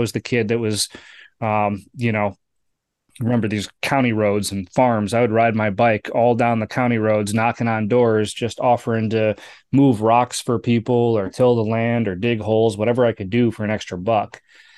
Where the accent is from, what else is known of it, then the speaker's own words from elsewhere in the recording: Kenosha, Wisconsin, United States; also born or lived in California; I grew up in Kenosha, Wisconsin, right? So I spent most of my time in the Midwest. I was actually born in California.